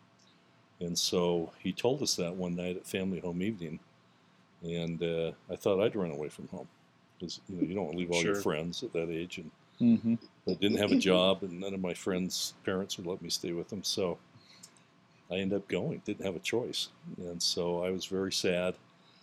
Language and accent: English; United States; I've lived up in the Cove since I was four